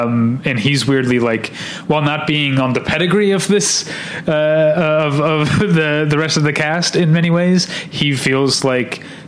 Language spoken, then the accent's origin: English; St. Louis, Missouri, United States; I'm from Missouri, which is not really the South, especially the St. Louis part of it, which goes out of its way to not be the South in so many ways.